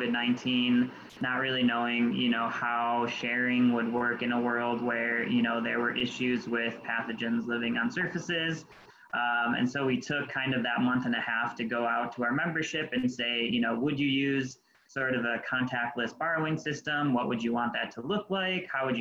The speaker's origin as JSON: {"language": "English", "town": "Colden", "region": "New York", "country": "United States", "tie": "born or raised there", "said": "I grew up in the South Towns of Western New York, Colden to be exact"}